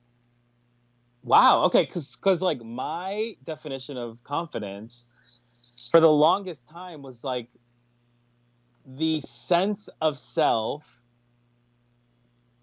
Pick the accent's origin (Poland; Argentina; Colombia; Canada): Colombia; now in United States; I was born in Colombia, I was born in South America, and when I was 2 years old, my mom and my dad left to the States, and they left me in Colombia